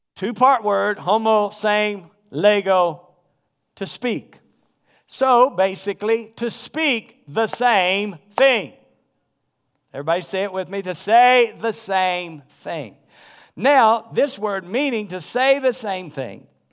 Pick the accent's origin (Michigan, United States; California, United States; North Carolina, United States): North Carolina, United States; I grew up in the South. And so I grew up in North Carolina